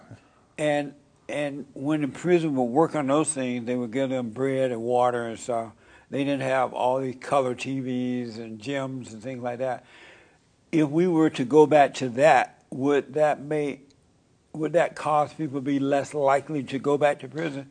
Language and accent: English; Alabama, United States; moved away; I grew up in Alabama.